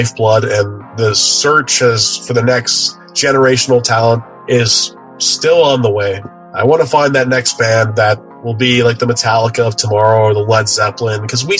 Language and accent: English; Kitchener, Ontario, Canada; I'm from a town out in Ontario, Canada, just outside of Toronto, about 45 minutes away.